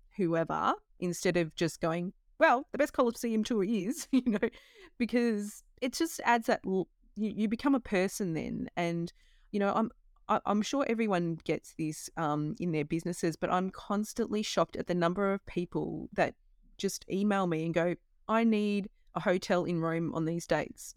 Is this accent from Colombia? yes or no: no; Australia; moved away as an adult; I left home when I was eighteen from Australia